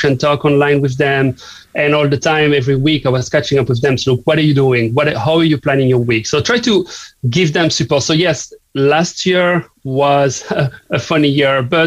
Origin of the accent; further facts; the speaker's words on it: southern France, France; English is a second language; now in Cork, Ireland; as you may guess from my accent, I'm not from here, from Cork. I'm from the south of France